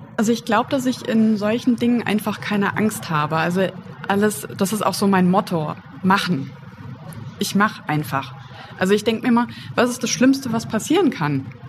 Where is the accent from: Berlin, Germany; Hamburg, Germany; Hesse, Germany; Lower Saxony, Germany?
Hesse, Germany; Wiesbaden; Ich komme ja aus Wiesbaden